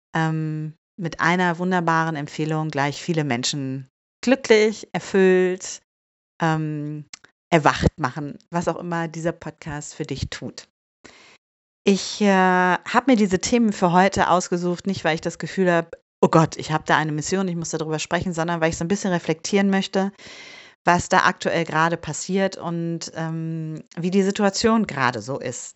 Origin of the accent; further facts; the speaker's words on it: Bielefeld, North Rhine-Westphalia, Germany; moved away as an adult; also born or lived in Hamburg; now in Bielefeld, Germany; ich bin ja in Bielefeld geboren